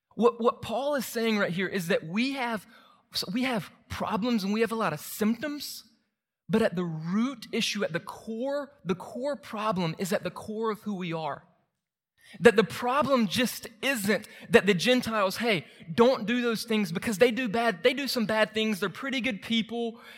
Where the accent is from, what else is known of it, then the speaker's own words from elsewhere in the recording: Moultrie, Georgia, United States; moved away; my hometown and try to help people in Moultrie meet Jesus